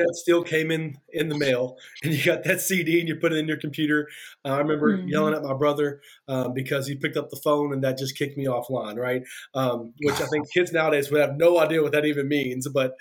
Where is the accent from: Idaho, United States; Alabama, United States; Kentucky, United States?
Kentucky, United States; now in Monticello, Indiana, United States; I'm from Kentucky, if you can hear that accent.